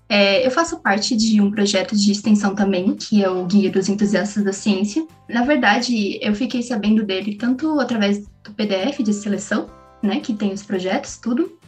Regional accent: São Bernardo do Campo, São Paulo, Brazil; eu sou de São Bernardo, sempre morei a cinco minutos da UFABC

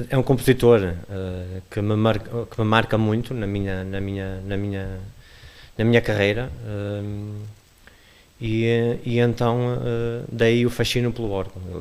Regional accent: Lixa, Norte, Portugal; also born or lived in Porto / Lisbon; sou natural da Lixa. Natural da Lixa.

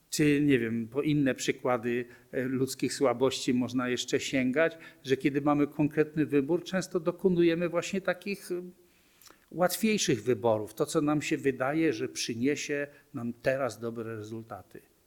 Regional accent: Poland; urodziłem się w Polsce, w męskim ciele

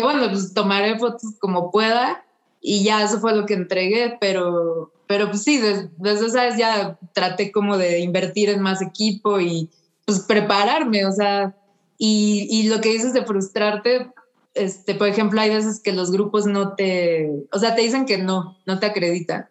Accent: Mexico; soy una fotógrafa, vengo de México

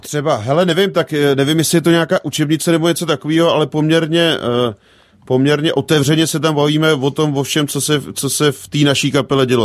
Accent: Kutná Hora, Central Bohemian Region, Czechia; u nás v Kutnohoře nic jiného nebylo

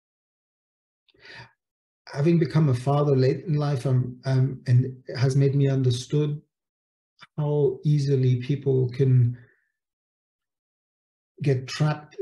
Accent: Munich, Bavaria, Germany; moved away; also born or lived in Italy; I grew up in Munich

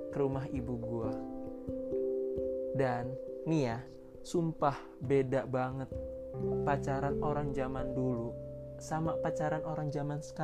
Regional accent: Jakarta, Indonesia; now in Depok, Indonesia; Gue ini asli Jakarta dan sekarang tinggal di Depok gitu guys.

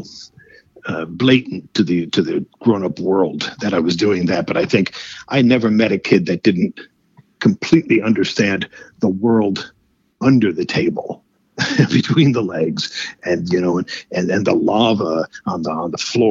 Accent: Paterson, New Jersey, United States; Originally in New Jersey, Paterson, New Jersey

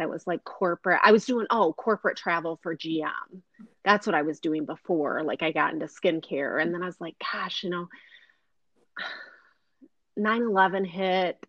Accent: Flint, Michigan, United States; I grew up in Flint

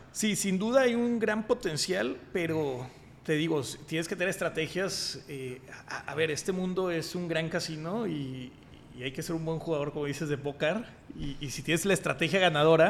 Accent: Mexico

